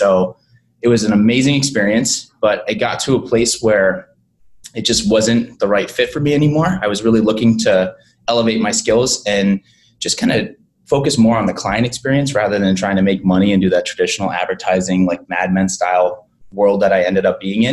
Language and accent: English; Boston, Massachusetts, United States; moved away as an adult; also born or lived in Los Angeles; now in Savannah, United States; I'm an East Coast guy. I'm from Boston